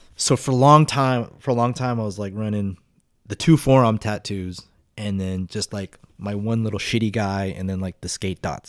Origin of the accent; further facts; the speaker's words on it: Las Vegas, Nevada, United States; growing up in Vegas, there was, like, a lot of skinheads